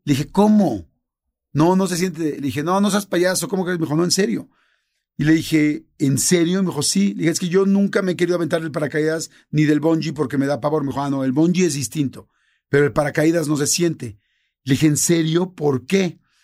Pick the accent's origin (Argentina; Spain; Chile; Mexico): Mexico; como mexicanos